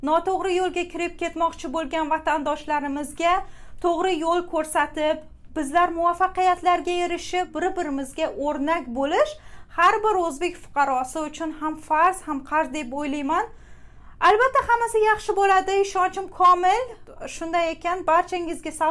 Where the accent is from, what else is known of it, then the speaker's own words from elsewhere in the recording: Uzbekistan; now in New York, United States; o'zbekman deb g'ururlanib yashashda davom etamiz